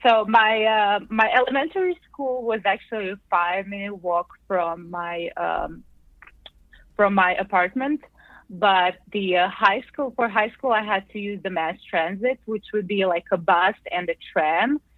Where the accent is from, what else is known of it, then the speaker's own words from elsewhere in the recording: Zagreb, City of Zagreb, Croatia; I was born and raised in the capital of Croatia, Zagreb.